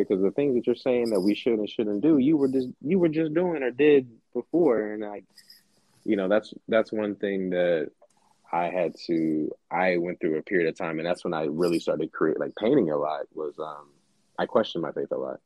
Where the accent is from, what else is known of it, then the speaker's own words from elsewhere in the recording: Dallas, Texas, United States; also born or lived in Silver Spring, Maryland / Pittsburgh; Dallas raised me. Like, I call Dallas home